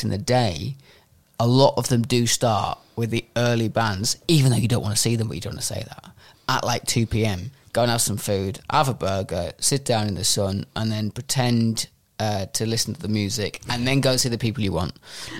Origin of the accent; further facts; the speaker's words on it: Whitehaven, North West England, United Kingdom; moved away; I'm from West Cumbria, Whitehaven. That's where I went to school.